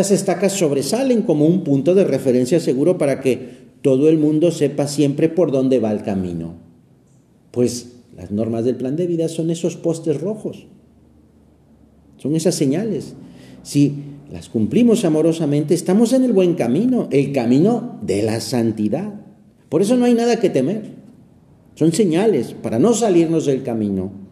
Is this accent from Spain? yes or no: yes; Aragon, Spain; se quedaron muy grabadas en mi cabeza de niño aquellas señales que en las montañas de mi tierra, en Aragón, España, colocaban a los bordes de los caminos.